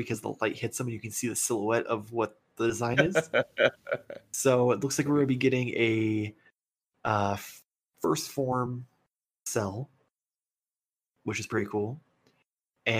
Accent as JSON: {"language": "English", "country": "United States", "said": "as an American"}